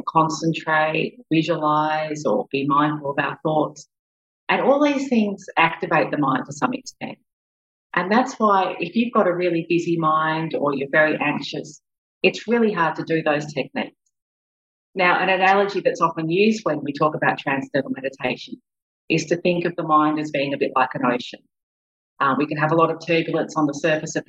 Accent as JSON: {"language": "English", "town": "Melbourne", "region": "Victoria", "country": "Australia", "tie": "born or raised there", "said": "I grew up in Melbourne."}